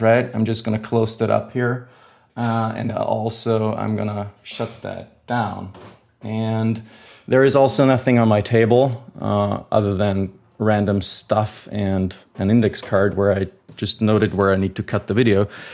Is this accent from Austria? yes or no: yes; Austria; I am from Austria